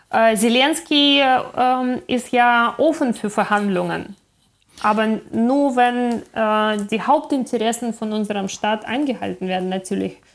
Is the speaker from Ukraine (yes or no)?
yes; Ukraine; moved away as an adult; ich bin in der Ukraine aufgewachsen. Bis ich äh, 21 war, habe ich in, äh, in der Ukraine ausschließlich gelebt.